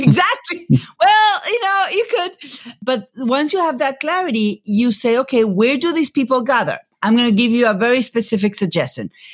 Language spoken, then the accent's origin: English; Buenos Aires, Argentina; moved away as an adult; now in United States; I grew up in Buenos Aires